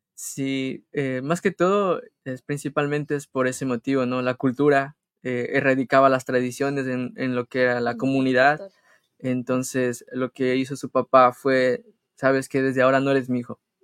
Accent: Colta, Chimborazo, Ecuador; now in United States; Somos hermanos y somos de Ecuador, de la provincia del Chimborazo, del cantón Colt.

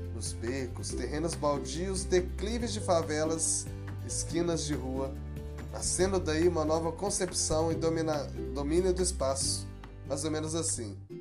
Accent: Brazil; also born or lived in Belo Horizonte; o que isso nos traz como brasileiros

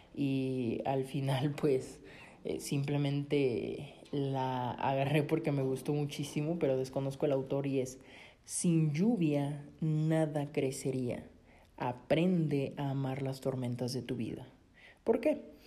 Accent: Coatzacoalcos, Veracruz, Mexico; yo soy mexicano, yo soy del sur de Veracruz, una ciudad muy bonita que se llama Coatzacoalcos

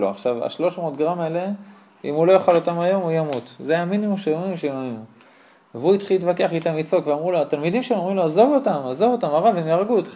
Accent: Israel; אני, הוא הונגרי שגדל פה, אני הונגרי שגדל פה, רק אני גם מקיים מצוות.

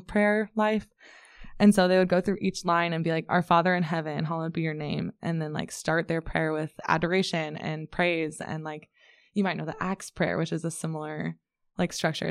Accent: Ames, Iowa, United States; I'm from Ames originally

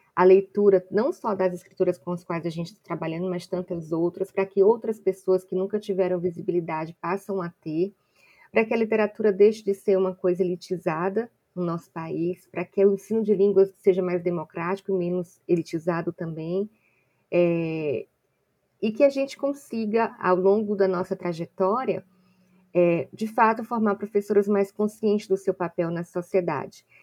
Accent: Ceará, Brazil; now in Salvador, Brazil; eu não sou baiana, eu sou cearense

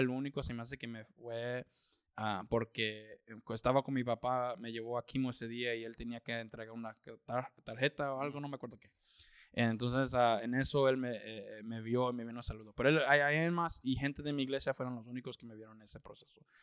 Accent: Austin, Texas, United States; also born or lived in California; yo soy de Austin, ya tengo 31 años. Ah, he vivido ahí toda mi vida. Realmente, bueno, yo nací en California.

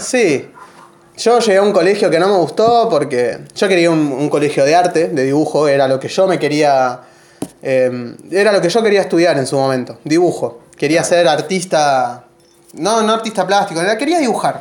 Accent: Buenos Aires, Argentina; moved away as an adult; now in Pico Truncado, Argentina; Yo soy de Buenos Aires, soy porteño. Me vine a vivir acá hace dos años.

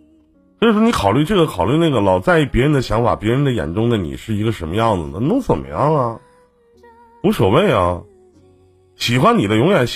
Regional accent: Northeast China, China; 我们东北这边

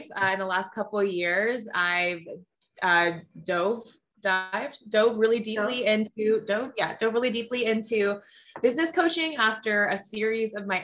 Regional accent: Hawaii, United States; I was born and raised in Hawaii, a small town girl living her like big city, big girl dreams

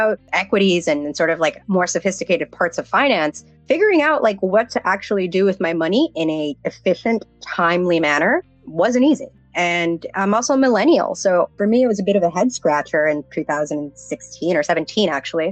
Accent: Miami, Florida, United States; So I grew up in South Florida. I grew up in Miami.

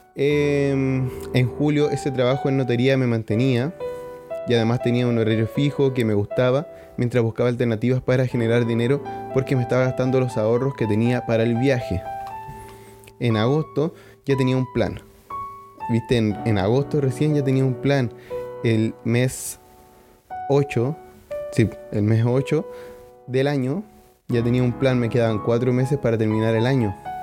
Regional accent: Iquique, Tarapacá, Chile; moved away as an adult; now in Canada; mi ciudad natal. Como saben, en Iquique no neva

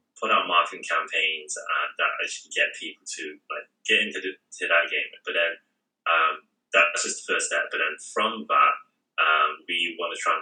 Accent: Nuneaton, West Midlands, United Kingdom; moved away as an adult; also born or lived in Hong Kong / New York; now in London, United Kingdom; I'm originally from Nuneaton, which is a small town in the Midlands near Birmingham, Leicester, Coventry, and basically I grew up being the only Chinese family in the whole town

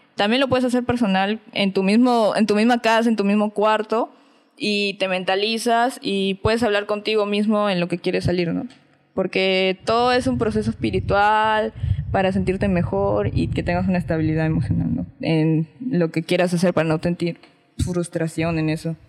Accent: Piura, Peru; no soy de acá, soy de Piura

